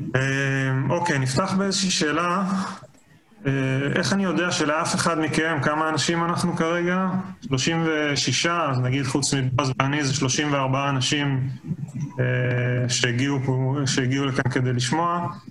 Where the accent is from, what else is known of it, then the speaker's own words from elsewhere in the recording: Israel; also born or lived in Colorado, United States; אני נולדתי בארץ, גדלתי בארץ